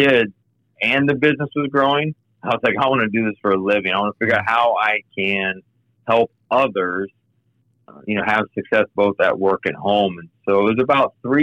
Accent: Kansas City, United States; moved away as an adult; also born or lived in Denver / Oklahoma; now in Cincinnati, United States; I grew up in Kansas City

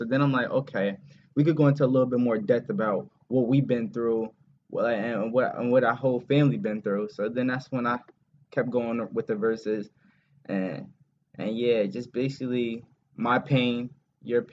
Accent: New Jersey, United States; I'm from New Jersey

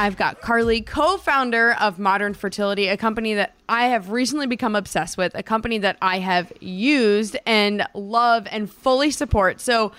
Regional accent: New Jersey, United States; also born or lived in New York City, United States; now in Seattle, United States; I was born and raised in New Jersey

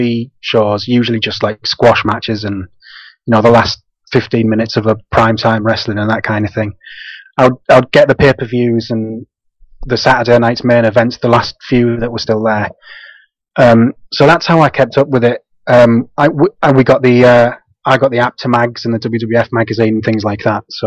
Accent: Guisborough, North East England, United Kingdom; I'm from a little town called Gisborough. It's about 20-30 minutes from Middlesbrough in the northeast.

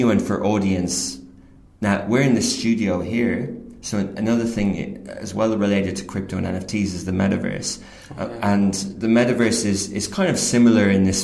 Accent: Ireland; moved away as an adult; also born or lived in Kildare / Dublin / London; now in United Arab Emirates; I grew up in, I'm 38, I grew up in Gaeltacht in Ryanair, and I went to Irish school in Old Parish and then Ring

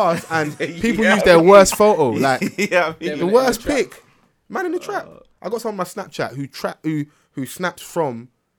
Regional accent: London, United Kingdom; I'm from South as well.

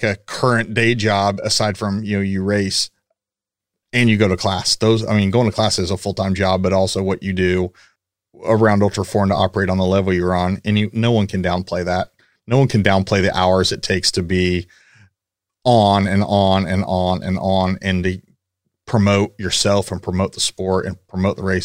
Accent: Paola, Kansas, United States; moved away as an adult; now in Houston, United States; I'm from Kansas. I'm from the same hometown as Miles

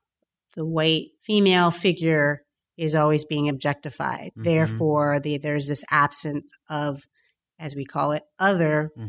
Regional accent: Mississippi, United States; moved away as an adult; now in Pittsburgh, United States; but I'm from Mississippi, and then I grew up in small towns. Pittsburgh is the largest city I've ever lived in. I came here for college.

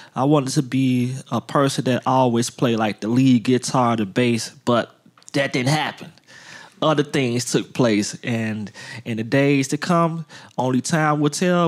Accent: Chicago, Illinois, United States; I'm born and raised on the west side of Chicago

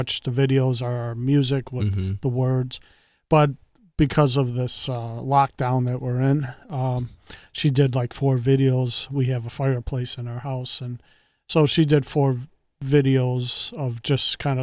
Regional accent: Chicago, Illinois, United States; also born or lived in Duluth, Minnesota; now in Milbank, United States; where I grew up in Chicago, every town pretty much had their own 4th of July parade

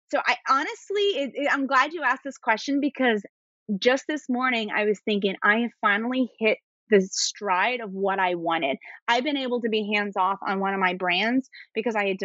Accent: East Coast, United States; I talk really fast. I'm from the East Coast.

